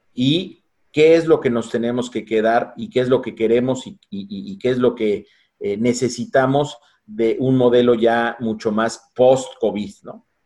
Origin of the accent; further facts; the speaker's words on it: Mexico; como mexicanos